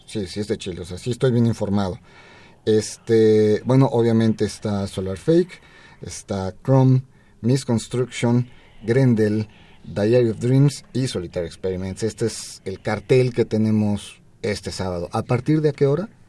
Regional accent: Mexico; como mexicanos

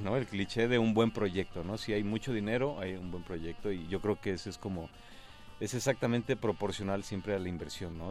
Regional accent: Mexico; como mexicanos

